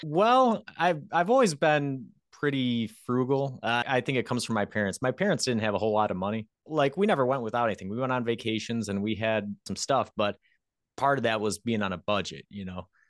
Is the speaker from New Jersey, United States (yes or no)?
no; near Rochester, New York, United States; pretty close to my hometown